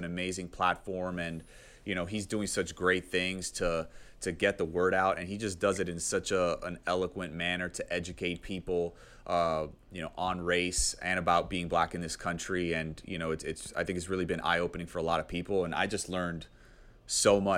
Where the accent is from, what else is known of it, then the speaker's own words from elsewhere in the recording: Texas, United States; Being a Texan yeah, myself, I mean